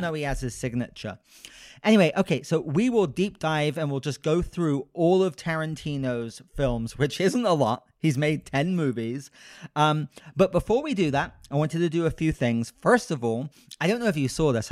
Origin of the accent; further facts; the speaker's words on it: United Kingdom; I'm British